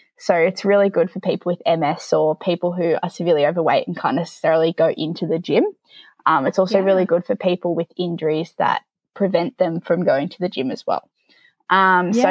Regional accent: Newcastle, New South Wales, Australia; moved away as an adult; now in Gunnedah, Australia; I lived in Newcastle, grew up there

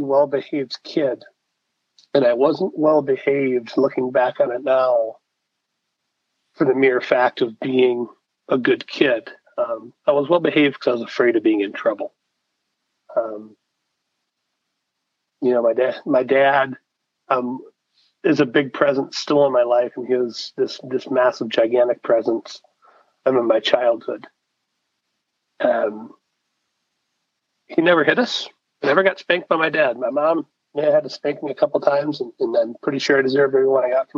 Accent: Detroit, Michigan, United States; We grew up in Detroit. We actually live in the city.

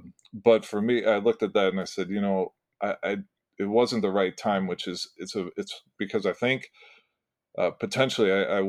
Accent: Peoria, Illinois, United States; Bradley, which is in my hometown.

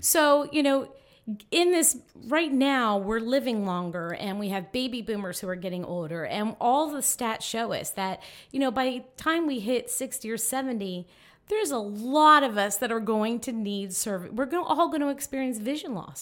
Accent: Miami, Florida, United States; now in Tallahassee, United States; I grew up in Miami, loved it down there, beautiful

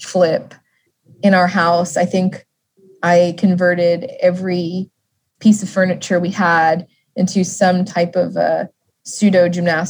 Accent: Las Vegas, Nevada, United States; growing up in Vegas

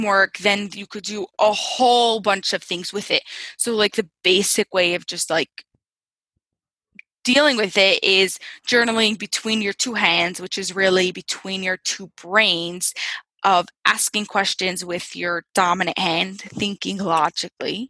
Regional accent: Lakewood, New Jersey, United States; I'm from New Jersey. Central Jersey, like right near Jersey Shore in a little town, really becoming a city. It's called Lakewood.

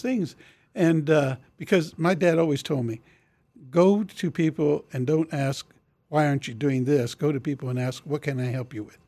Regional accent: Topeka, Kansas, United States; I grew up in Oakland

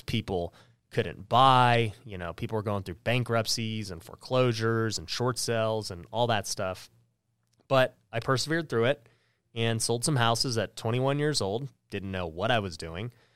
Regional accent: Las Vegas, Nevada, United States; I grew up here in Las Vegas, which is where we filmed the podcast.

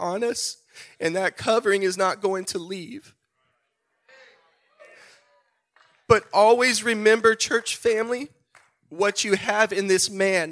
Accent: San Antonio, Texas, United States; We are both born and raised in San Antonio, Texas

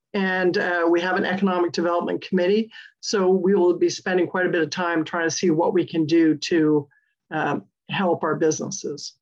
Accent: Connecticut, United States; now in Pleasant Hill, United States; I was born and raised in Connecticut

